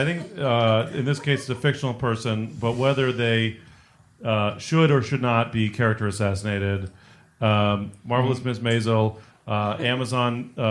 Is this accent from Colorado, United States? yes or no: no; San Francisco, California, United States; I grew up in San Francisco.